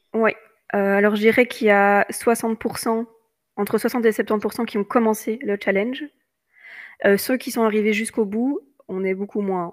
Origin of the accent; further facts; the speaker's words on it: Belgium; je suis belge.